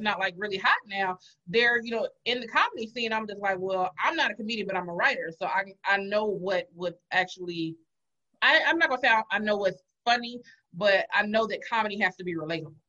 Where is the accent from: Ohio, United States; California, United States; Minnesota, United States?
California, United States; Los Angeles; now in Atlanta, United States; I'm from Los Angeles, but I'm in Atlanta.